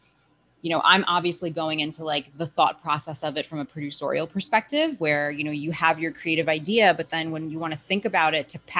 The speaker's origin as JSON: {"language": "English", "region": "New York", "country": "United States", "said": "I'm from New York"}